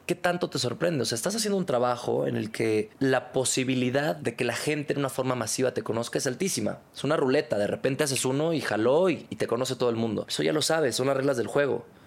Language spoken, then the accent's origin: Spanish; Culiacán, Sinaloa, Mexico; Soy del norte. Soy bueno con los mariscos, soy de Culiacán